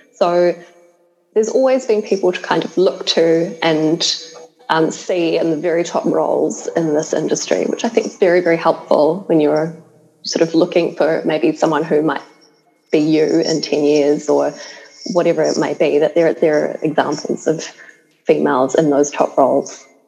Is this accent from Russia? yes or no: no; New Zealand; I'm from New Zealand